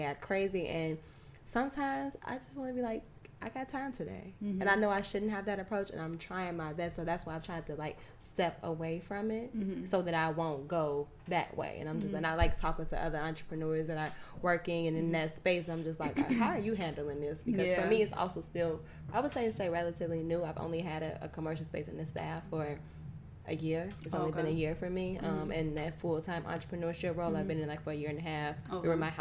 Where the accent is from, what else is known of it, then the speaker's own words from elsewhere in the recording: Chicago, Illinois, United States; I'm from Chicago. Born and raised